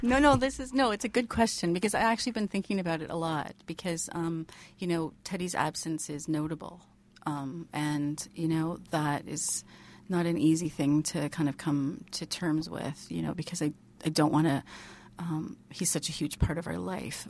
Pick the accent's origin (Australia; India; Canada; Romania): Canada; Vancouver, British Columbia; moved away as an adult; now in Toronto, Canada; so I grew up in Vancouver, um, kinda outside Vancouver